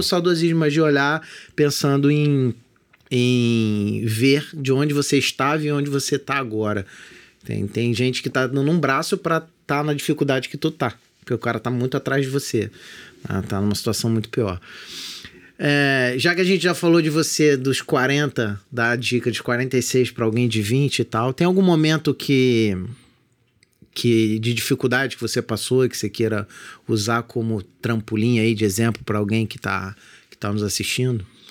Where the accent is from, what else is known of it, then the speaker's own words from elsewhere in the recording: Magé, Rio de Janeiro, Brazil; de onde eu morava, que é perto do centro de Magé